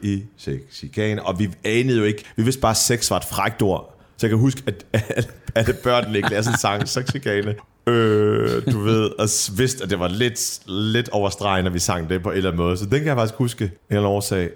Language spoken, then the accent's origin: Danish; Middelfart, Southern Denmark, Denmark; now in Copenhagen, Denmark; Middelfart, hvor jeg voksede op på Fyn